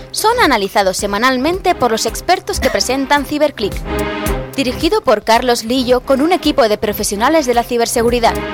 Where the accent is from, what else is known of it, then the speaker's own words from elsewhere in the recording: Geneva, Switzerland; born there; Yo he nacido en Ginebra, en Suiza.